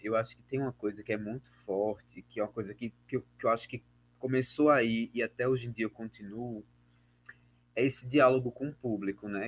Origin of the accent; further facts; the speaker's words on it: Alagoas, Brazil; also born or lived in Cachoeira, Bahia; sou alagoano, vivo e trabalho em Alagoas